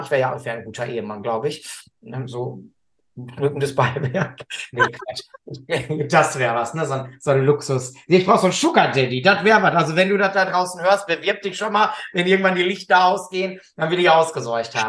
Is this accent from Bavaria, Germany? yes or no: no; Gelsenkirchen, North Rhine-Westphalia, Germany; bei uns in Gelsenkirchen